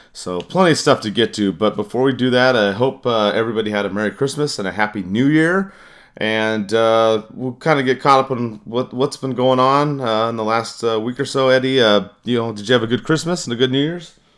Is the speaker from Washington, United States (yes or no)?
no; California, United States; being a Californian